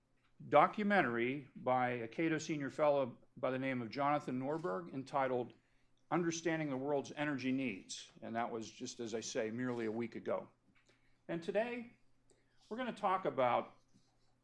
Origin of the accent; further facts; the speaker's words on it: Pennsylvania, United States; in my home state of Pennsylvania